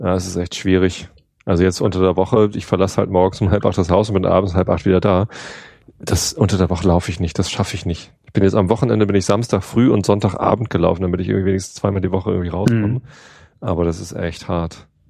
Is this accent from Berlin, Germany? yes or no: yes; Berlin, Germany; als Berliner